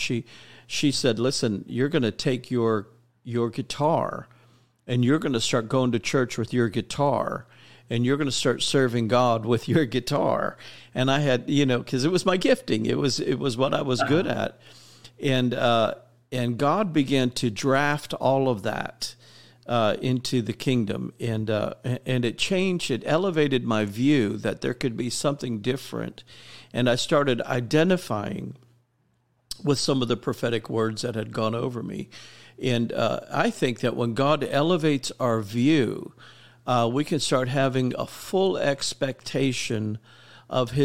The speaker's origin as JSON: {"language": "English", "town": "Miami", "region": "Florida", "country": "United States", "tie": "born or raised there", "said": "I was raised in Miami, Florida in the 80s"}